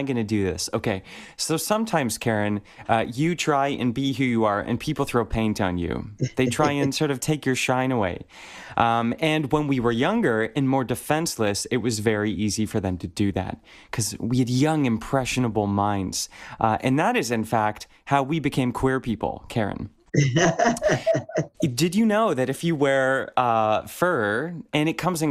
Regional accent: Steubenville, Ohio, United States; moved away; I spent part of my childhood growing up in Ohio

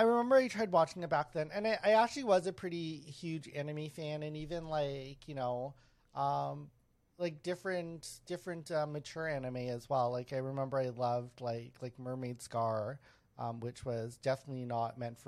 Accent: Winnipeg, Manitoba, Canada; I grew up around Filipinos in Winnipeg

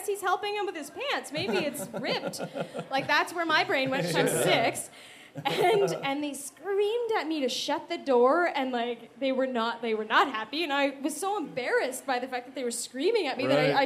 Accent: Winnipeg, Manitoba, Canada; we're from Winnipeg

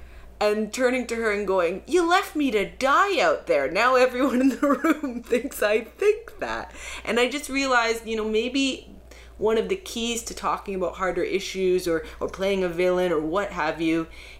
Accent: Canada; I want to talk about being Canadian and being in comedy.

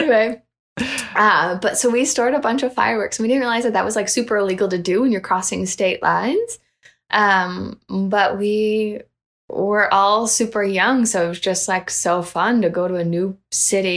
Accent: Canada; I was from Canada

